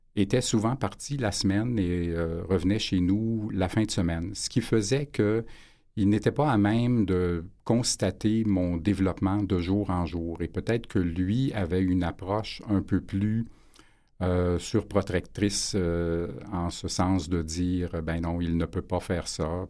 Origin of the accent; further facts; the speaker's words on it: Montreal, Quebec, Canada; j'étais natif de Montréal